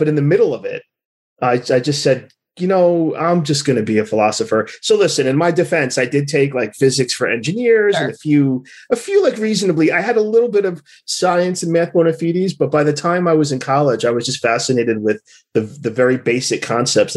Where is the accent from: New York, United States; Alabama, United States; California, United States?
New York, United States; New York City; I was born in Maimonides Hospital in the mid-1970s. Grew up in Brooklyn.